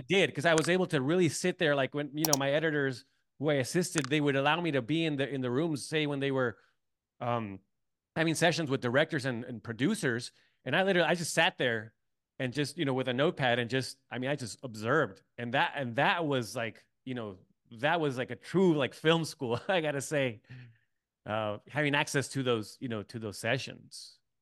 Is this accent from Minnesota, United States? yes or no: no; San Diego, California, United States; moved away as an adult; also born or lived in Tijuana; I grew up in San Diego